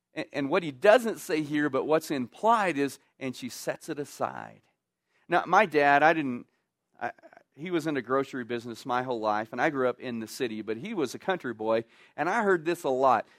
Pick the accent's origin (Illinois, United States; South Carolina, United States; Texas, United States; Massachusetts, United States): Texas, United States; moved away; I grew up in Texas